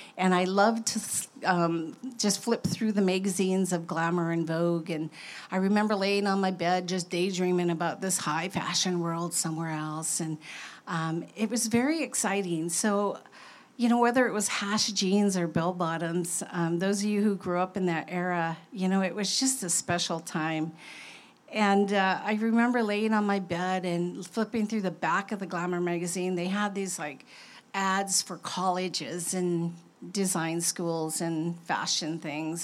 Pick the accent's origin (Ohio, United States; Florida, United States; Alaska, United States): Alaska, United States; Kotzebue; I was born in Kotzebue, a northwest Arctic community 30 miles above the Arctic Circle